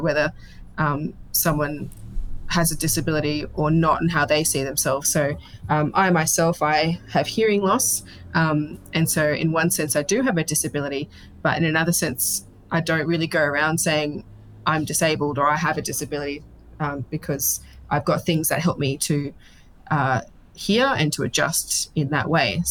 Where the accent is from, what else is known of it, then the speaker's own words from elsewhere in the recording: Sydney, New South Wales, Australia; also born or lived in Georges River / Penrith / Northern Beaches; I was born in Georges River kind of region, moved out sort of Penrith way, lived in Northern Beaches.